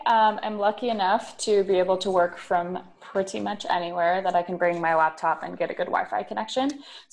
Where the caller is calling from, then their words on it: Split, Split-Dalmatia County, Croatia; I'm recording from Split, Croatia.